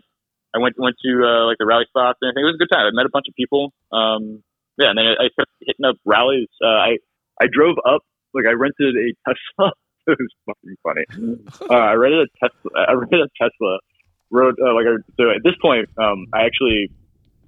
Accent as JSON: {"language": "English", "town": "Grafton", "region": "Ohio", "country": "United States", "tie": "born or raised there", "also_born_or_lived": "Nebraska / Pittsburgh, Pennsylvania", "said": "I grew up in Grafton, Ohio, like for on the farm"}